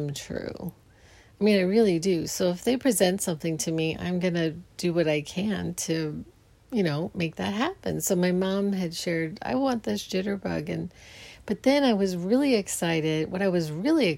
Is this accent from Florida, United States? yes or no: no; Phoenix, Arizona, United States; I grew up in Phoenix